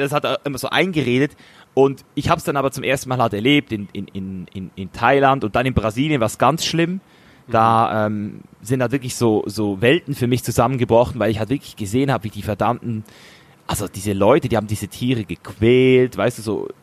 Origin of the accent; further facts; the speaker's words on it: Switzerland; als Schweizer Junge